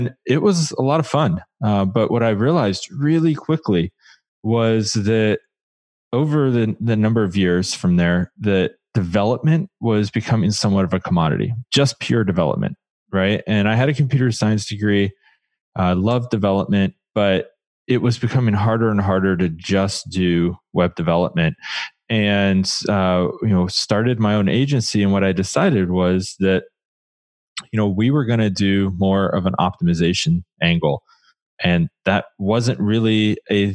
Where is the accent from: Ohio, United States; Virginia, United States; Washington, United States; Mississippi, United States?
Ohio, United States; Columbus; now in Portland, United States; Portland, Oregon, but by way of Columbus, actually. I grew up just outside of Columbus